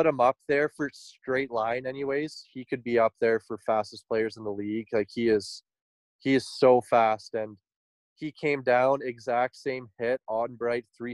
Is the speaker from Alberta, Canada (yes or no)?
yes; Grande Prairie, Alberta, Canada; we're from Grand Prairie